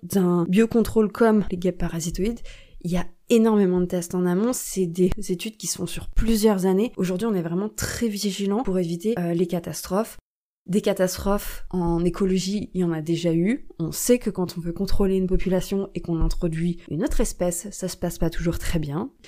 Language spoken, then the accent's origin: French; France; chez nous en France